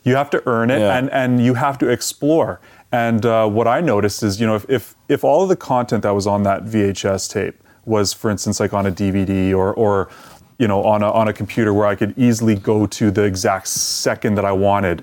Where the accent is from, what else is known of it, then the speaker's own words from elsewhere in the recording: Edmonton, Alberta, Canada; I grew up here in Edmonton.